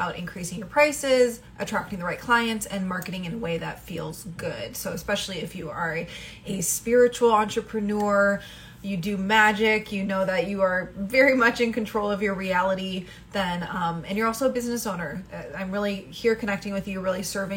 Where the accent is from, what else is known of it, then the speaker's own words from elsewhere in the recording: Midwest, United States; I come from the Midwest